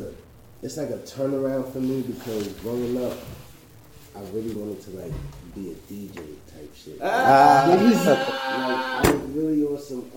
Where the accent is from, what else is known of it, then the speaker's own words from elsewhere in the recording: Brooklyn, New York, United States; now in Queens, United States; You know, born and raised in Brooklyn. Move to Queens, and just out here.